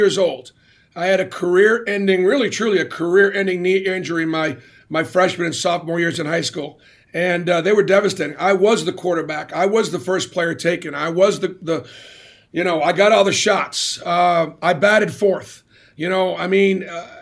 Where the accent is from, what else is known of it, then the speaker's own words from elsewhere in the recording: Boston, Massachusetts, United States; it was great growing up in Boston because it was such a great pro sports town